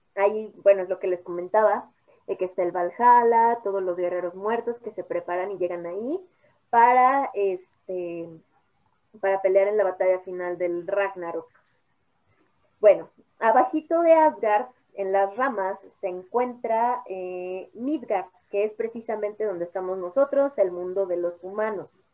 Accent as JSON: {"language": "Spanish", "country": "Mexico", "said": "como mexicanos"}